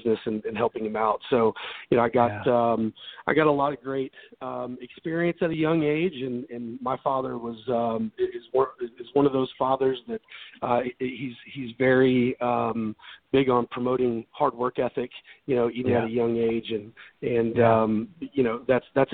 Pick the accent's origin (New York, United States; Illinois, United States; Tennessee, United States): Tennessee, United States; Memphis; moved away as an adult; also born or lived in Dallas, Texas / Laguna Beach, California; now in Nashville, United States; I'm originally from Memphis, Tennessee, and I grew up there